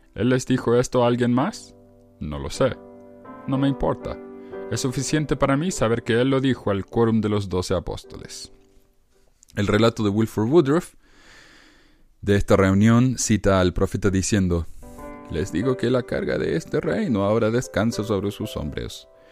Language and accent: Spanish; Argentina; como decimos en Argentina